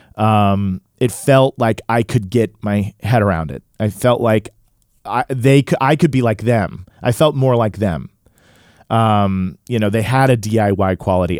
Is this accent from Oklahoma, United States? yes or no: yes; Tulsa, Oklahoma, United States; I grew up in Tulsa, Oklahoma, which was a predominantly white neighborhood and school